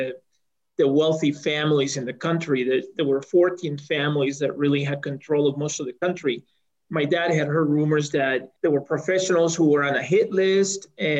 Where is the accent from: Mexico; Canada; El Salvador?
El Salvador; now in Colorado, United States; I was born in El Salvador, which is a small country in Central America, and in 1979, when the country was undergoing some political upheaval